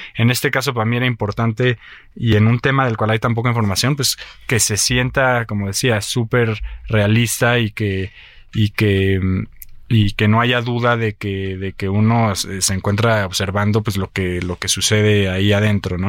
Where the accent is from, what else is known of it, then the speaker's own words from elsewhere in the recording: Mexico; lo que yo vivo como mexicano